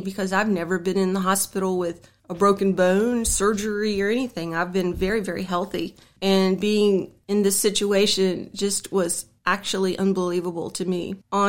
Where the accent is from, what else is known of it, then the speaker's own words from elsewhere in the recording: Harrisonburg, Virginia, United States; now in Grottoes, United States; Well, I was born in Harrisonburg, and I've lived in Harrisonburg my whole life